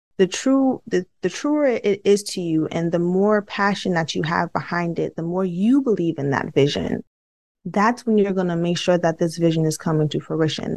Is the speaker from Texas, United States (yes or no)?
no; New York City, New York, United States; I'm from Brooklyn too